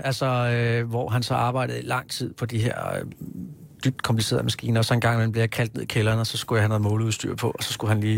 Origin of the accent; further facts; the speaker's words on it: Hillerød, Capital Region of Denmark, Denmark; moved away as an adult; also born or lived in Kirke Værløse; now in Copenhagen, Denmark; har jeg vokset op i Hillerød